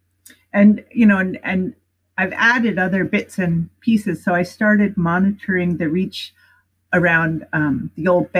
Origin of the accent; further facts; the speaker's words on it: East Coast, United States; moved away as an adult; also born or lived in Berkeley, California; I grew up on the East Coast